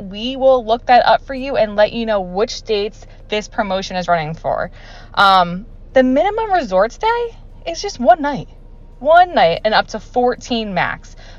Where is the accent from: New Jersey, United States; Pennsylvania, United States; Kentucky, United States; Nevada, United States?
New Jersey, United States; moved away as an adult; now in Florida, United States; I am originally from New Jersey, but I moved to Florida around 5 years ago and I love it.